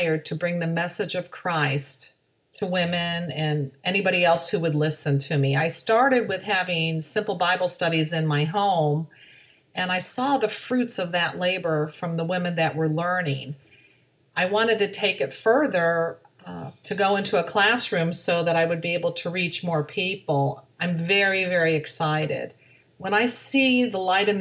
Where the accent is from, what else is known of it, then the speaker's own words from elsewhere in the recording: Aurora, Ohio, United States; now in Florida, United States; grew up in Aurora, Ohio, which is a small suburb of Cleveland, Ohio.